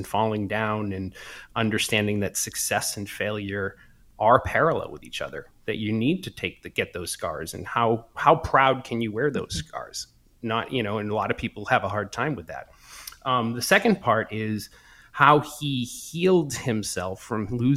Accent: Brockton, Massachusetts, United States; now in California, United States; I grew up in Boston, just south of Boston, a town called Brockton.

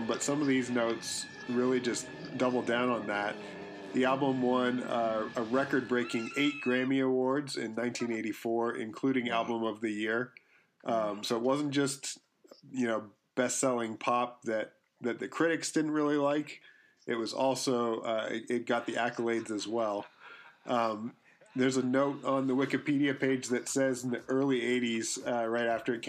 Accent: Canada; we grew up in Canada

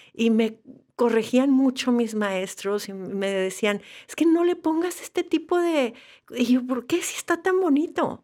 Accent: Monterrey, Nuevo León, Mexico; soy de Monterrey y Monterrey no invitaba mucho a, las artes

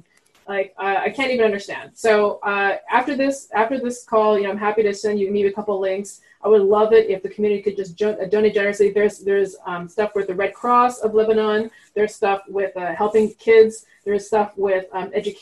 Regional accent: Montreal, Quebec, Canada; first language French; English is a second language; moved away; I'm from Montreal. So I grew up speaking French, actually

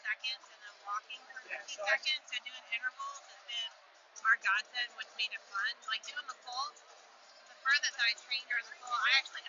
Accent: Freehold, New Jersey, United States; No, I grew up in Freehold, New Jersey.

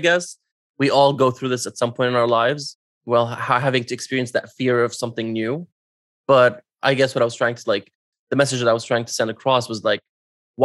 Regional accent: Syria; moved away; my journey leaving my home country of Syria and, you know, immigrating somewhere else

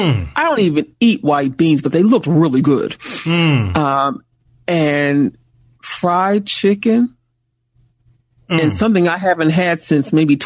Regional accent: Boston, Massachusetts, United States; I'm from Boston.

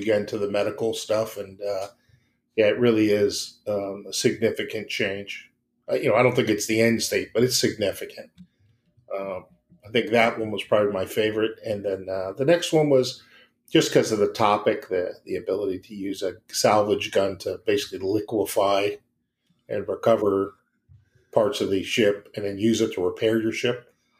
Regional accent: Connecticut, United States; Because we're both from Connecticut, so.

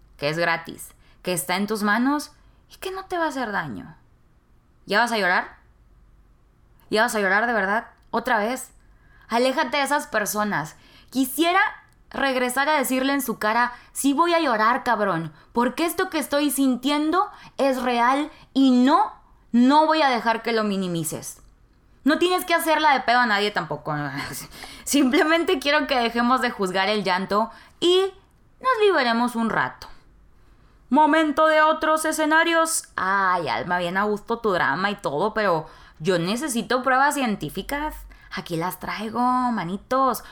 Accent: Nuevo Laredo, Tamaulipas, Mexico; moved away as an adult; now in Monterrey, Mexico; Nuevo Laredo, que es mi ciudad natal, Nuevo Laredo, Tamaulipas

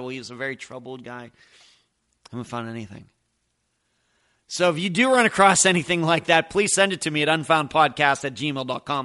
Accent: Pennsylvania, United States; moved away; I'm originally from Pennsylvania.

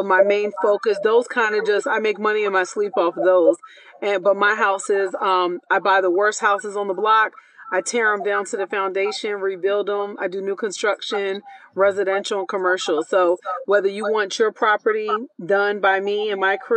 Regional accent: Philadelphia, Pennsylvania, United States; moved away as an adult; also born or lived in Puerto Rico (family); now in Atlanta, United States; I grew up, I was born and raised in Philly

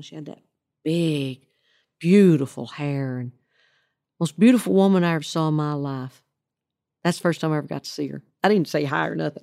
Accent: Oklahoma, United States; moved away as an adult; now in Tennessee, United States; the state of Oklahoma, where I grew up

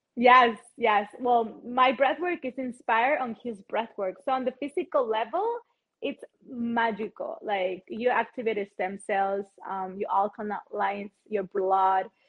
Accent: Chihuahua, Mexico; English is a second language; I am originally from Chihuahua, Mexico

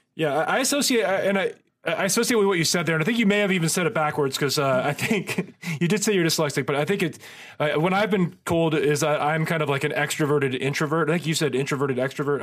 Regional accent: Marin, California, United States; I grew up in Marin

